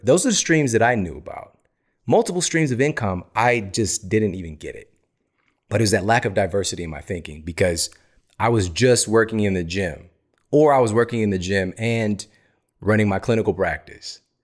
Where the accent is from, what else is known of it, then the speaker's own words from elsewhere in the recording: Missouri, United States; I'm from Missouri